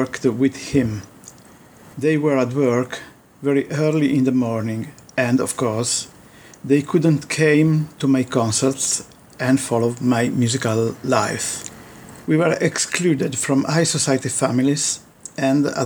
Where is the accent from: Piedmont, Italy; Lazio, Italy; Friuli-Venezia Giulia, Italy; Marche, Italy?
Piedmont, Italy; Turin; also born or lived in Pinerolo; I was born in Turin, but when I was 11, my parents moved up to a town called Pinerolo